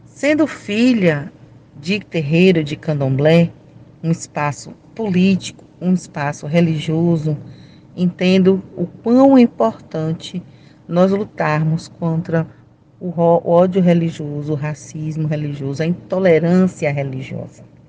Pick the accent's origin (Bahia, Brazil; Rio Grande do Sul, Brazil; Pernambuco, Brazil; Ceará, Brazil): Bahia, Brazil; Salvador; Eu sou de Salvador, Bahia